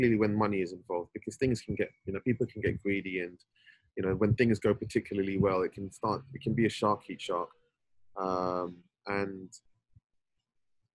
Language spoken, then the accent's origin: English; London, United Kingdom; I was born and raised in Northwest London, and you know, spent all of my days growing up there